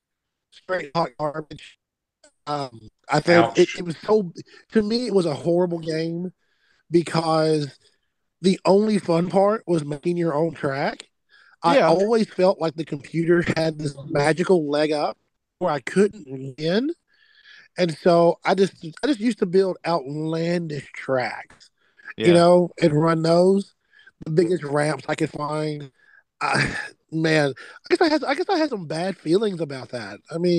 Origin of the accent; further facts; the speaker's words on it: Mayfield, United States; I remember it on the arcade, especially here in I grew up in Mayfield. And the Walmart had it there in the arcade